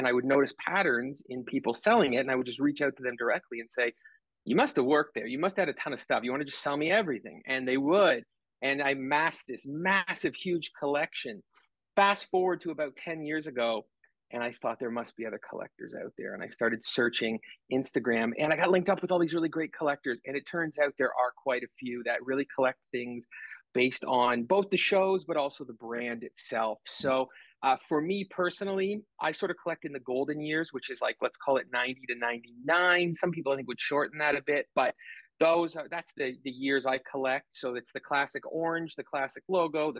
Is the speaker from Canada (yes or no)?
yes; Canada; I'm Canadian, live in Canada